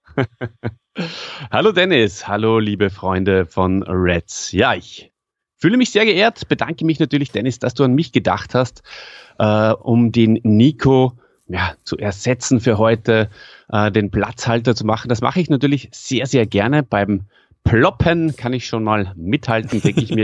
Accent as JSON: {"language": "German", "region": "Salzburg", "country": "Austria", "accent": "Salzburger Schmäh", "said": "als Österreicher"}